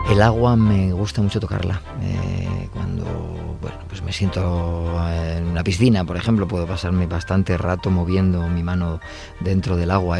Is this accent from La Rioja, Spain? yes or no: yes; La Rioja, Spain; soy riojano